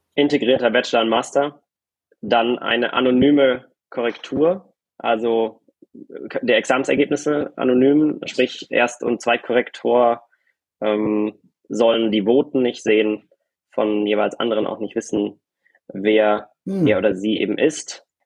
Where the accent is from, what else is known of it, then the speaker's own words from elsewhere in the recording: Germany; als Deutsche